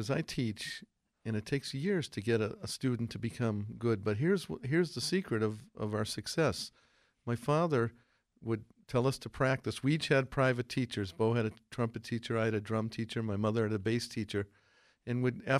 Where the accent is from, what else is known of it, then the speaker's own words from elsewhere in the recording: Millis, Massachusetts, United States; we're from Millis